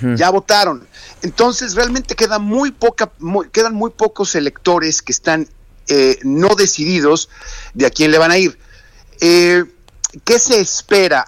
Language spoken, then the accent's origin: Spanish; Mexico; los que somos mexicanos